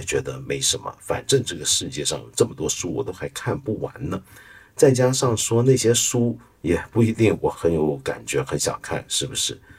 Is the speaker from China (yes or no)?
yes; China; 我们中国人